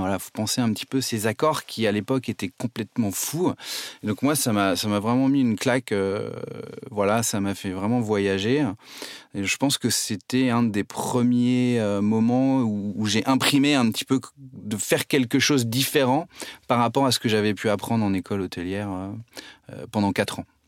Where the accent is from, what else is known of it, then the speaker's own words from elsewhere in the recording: Nantes, Pays de la Loire, France; also born or lived in Saumur; je suis nantais